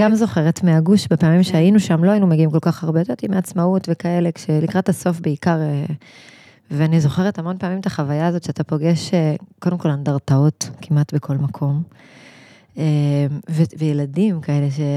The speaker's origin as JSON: {"language": "Hebrew", "town": "Kfar Saba", "region": "Central District", "country": "Israel", "tie": "born or raised there", "said": "גדלתי בכפר סבא, זאת אומרת, שתינו לא תושבות הגוש"}